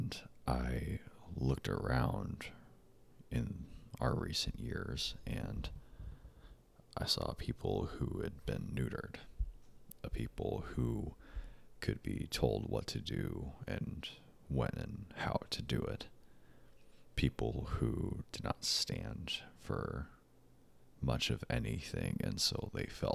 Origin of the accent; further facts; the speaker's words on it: United States; As an American